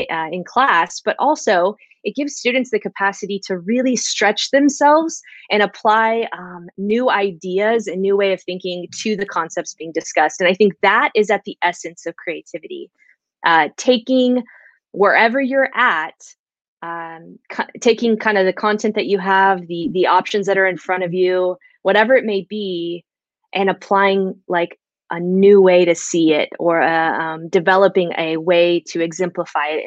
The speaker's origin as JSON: {"language": "English", "region": "Central California", "country": "United States", "said": "I'm from Central California, pretty much right smack dab in the middle of the state"}